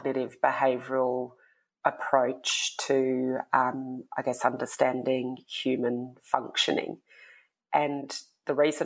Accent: Tasmania, Australia; now in Melbourne, Australia; I am speaking to you from Tasmania. Usually I'm a Melbourne resident, but I grew up here in Tassie, which is where my family are.

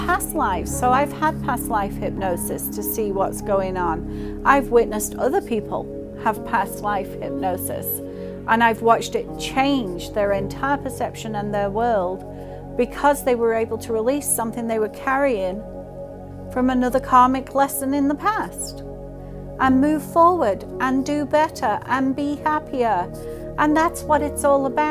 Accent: England, United Kingdom; now in United States; I grew up in England

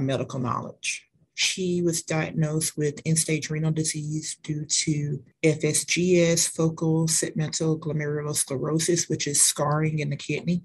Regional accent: Mobile, Alabama, United States; moved away; I am originally from Mobile, Alabama. I now work at Bloodworks Northwest

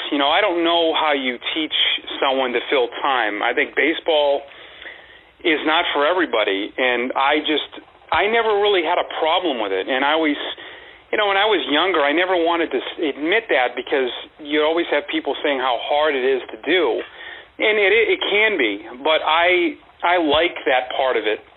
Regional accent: Massachusetts, United States; moved away as an adult; also born or lived in Woodbridge, Virginia / Kane County, Illinois; now in Portland, United States; I grew up in Massachusetts

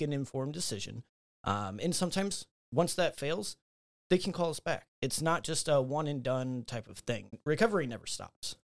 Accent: Fort Wayne, Indiana, United States; I'm local to Fort Wayne, uh, born and raised here, grew up, um, went, lived on the north side of town

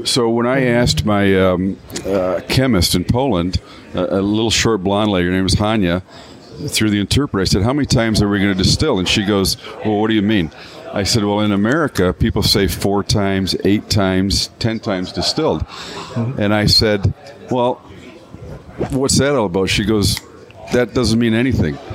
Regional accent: Canada; now in Michigan, United States; I'm a Canadian by birth

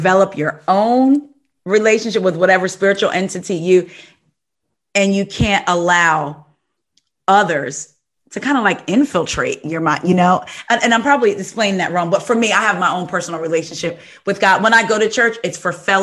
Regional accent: New Jersey, United States; I'm from New Jersey

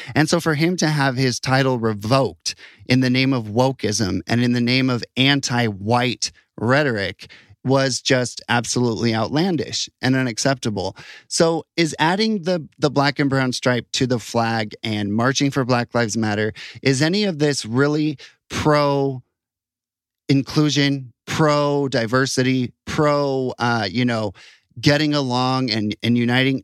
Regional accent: United States; now in Utah, United States; I'm proud of being an American

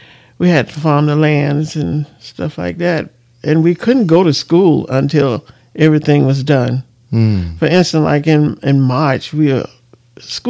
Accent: Alberta, Alabama, United States; I was born in Alberta, Alabama

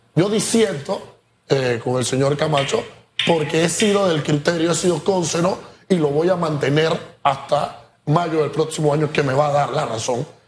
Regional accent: Panama; Nosotros como panameños

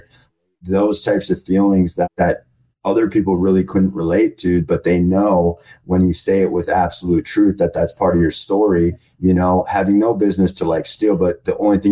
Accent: Minnesota, United States; moved away as an adult; now in Arizona, United States; So in my hometown, in a small podunk town in Minnesota

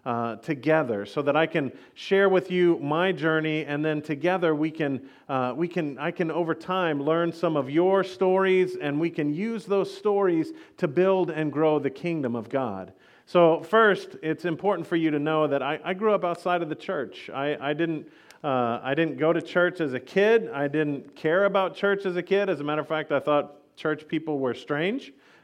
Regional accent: Texas, United States; yes, that's a bolo I'm wearing because I was from Texas, and I thought I was the most awesome guy in the world.

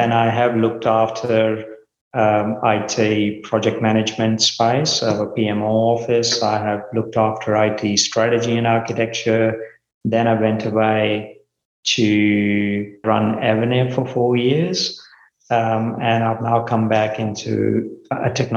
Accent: India; moved away as an adult; also born or lived in Melbourne, Australia / Port Kembla, Australia; now in Australia; I grew up in India.

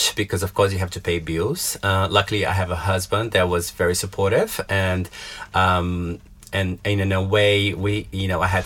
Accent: Belo Horizonte, Minas Gerais, Brazil; moved away as an adult; now in London, United Kingdom; I'm from a town called Belo Horizonte, which is in the southeast of Brazil

